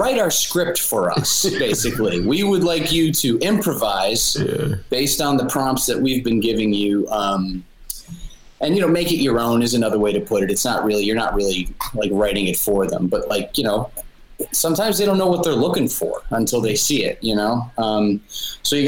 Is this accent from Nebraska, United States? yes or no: no; Buffalo, New York, United States; I am from Buffalo. Buffalo, New York